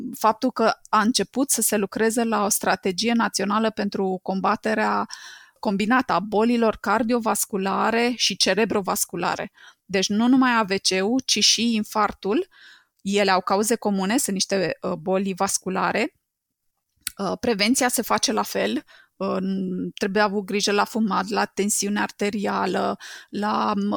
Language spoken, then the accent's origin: Romanian; Romania; noi, ca români